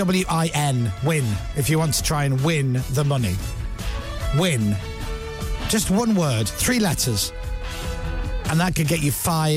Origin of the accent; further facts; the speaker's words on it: Scotland, United Kingdom; now in England; I'm Scottish and I have to live in England.